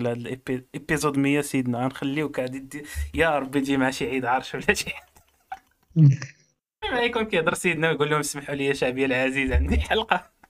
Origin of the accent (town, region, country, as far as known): Morocco